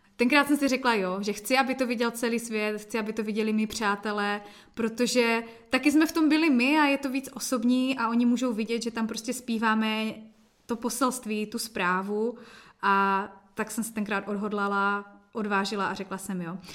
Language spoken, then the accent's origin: Czech; Jeseník, Olomouc Region, Czechia; also born or lived in Kroměříž; u nás v Jeseníku jsme pořádali mládežnické bohoslužby